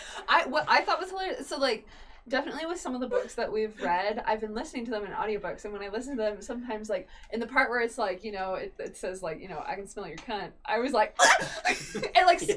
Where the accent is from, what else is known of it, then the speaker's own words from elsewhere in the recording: Utah, United States; And we're all from Utah, Chris.